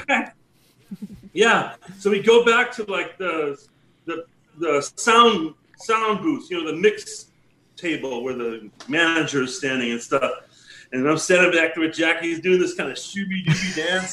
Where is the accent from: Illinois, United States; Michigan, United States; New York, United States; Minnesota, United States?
Illinois, United States; Chicago; growing up in Chicago